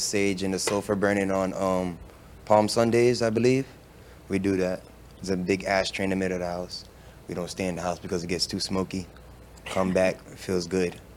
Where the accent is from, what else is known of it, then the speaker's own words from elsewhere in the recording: Jamaica; We're Jamaican